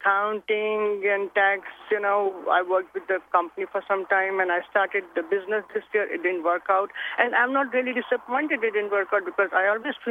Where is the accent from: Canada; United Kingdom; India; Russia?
India; now in United States; I'm from India here in US, and I'm married to a guy and I live here.